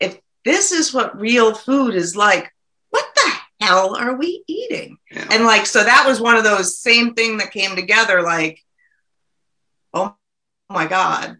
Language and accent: English; Nashua, New Hampshire, United States; moved away as an adult; also born or lived in New Jersey / Portsmouth / Switzerland; now in Worcester, United States; I grew up in Nashua, so I was born and raised in Nashua.